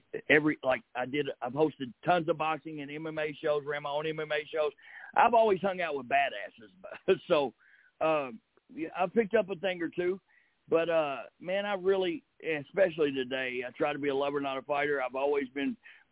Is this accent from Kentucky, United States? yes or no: yes; Kentucky, United States; I'm from Kentucky.